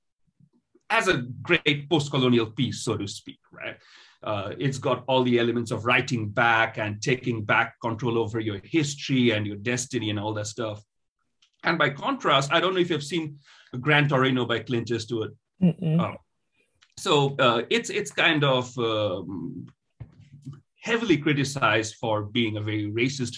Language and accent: English; Kolkata, West Bengal, India; first language Bengali; English is a second language; moved away as an adult; now in United States; So I'm from the eastern part of the country. I was born and raised in Calcutta